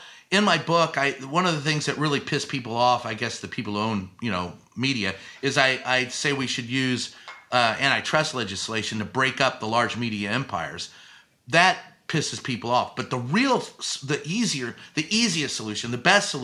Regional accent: Louisville, Kentucky, United States; moved away; also born or lived in San Antonio, Texas; Louisville, Kentucky, my hometown

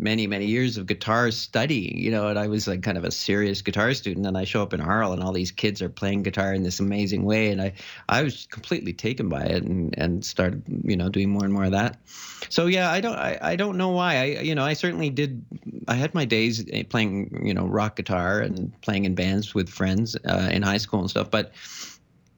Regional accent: Canada; also born or lived in France / Barcelona; I mostly grew up in Canada

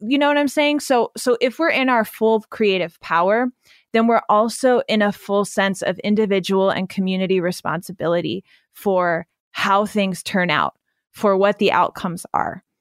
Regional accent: Pennsylvania, United States; I grew up in Amish country in the middle of Pennsylvania

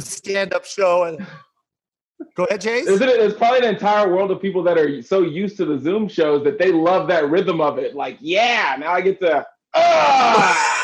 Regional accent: Texas, United States; moved away; I'm from Texas

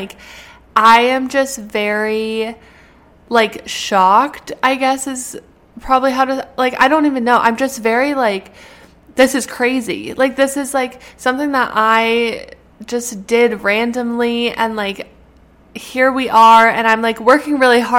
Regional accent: Canada; moved away as an adult; now in United States; I'm a Canadian citizen that is going to school in the US.

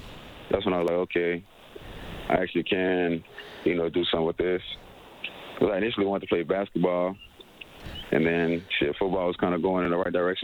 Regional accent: Gretna, Louisiana, United States; I grew up in New Orleans, Louisiana, on the west bank of it, a little city called Gretna

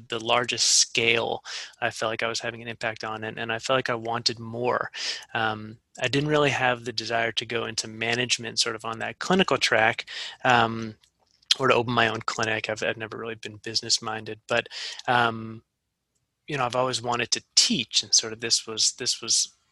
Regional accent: Massachusetts, United States; moved away as an adult; I grew up in Massachusetts and I wanted to come back

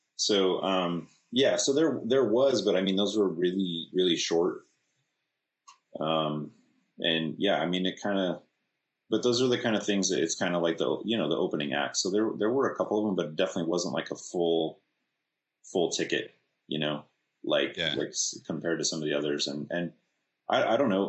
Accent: California, United States; we're from California

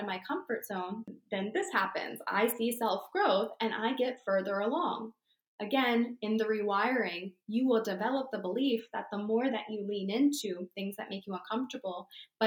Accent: Barnegat, New Jersey, United States; I grew up in Barnegat nearby

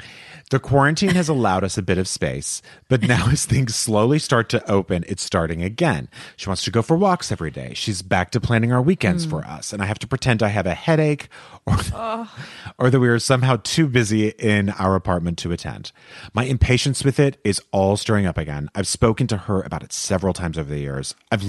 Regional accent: Canada; moved away as an adult; now in Madrid, Spain; I am a Canadian expat living and working in Madrid for the last 8 years.

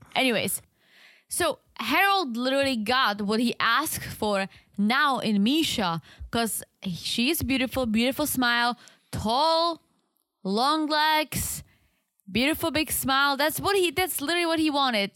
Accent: South Moravian Region, Czechia; accent: heavy accent; English is a second language; moved away; I'm from South Moravia.

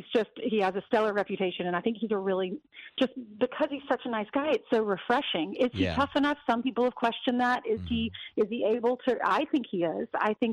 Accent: South Carolina, United States; moved away; I'm originally from South Carolina

